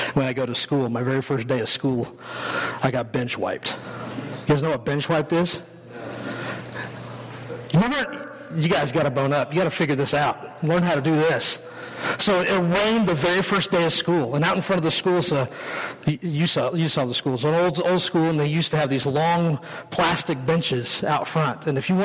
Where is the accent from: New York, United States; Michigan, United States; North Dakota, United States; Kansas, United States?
Kansas, United States; western; I grew up in western Kansas, like tumbleweed land. That's where I grew up